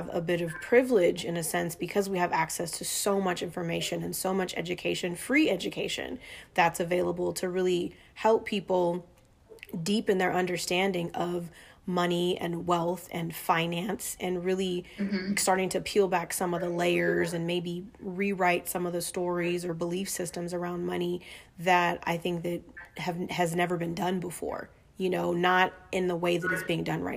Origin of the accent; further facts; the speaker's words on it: Inglewood, California, United States; also born or lived in Alexandria, Virginia / North Carolina; I'm from Southern California and was born in Inglewood